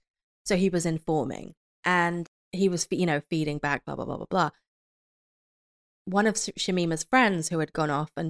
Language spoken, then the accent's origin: English; United Kingdom; As a British person